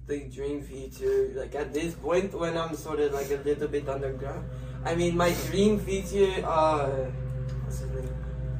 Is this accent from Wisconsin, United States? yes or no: yes; Wisconsin, United States; I grew up in Wisconsin, so I didn't really have it easy.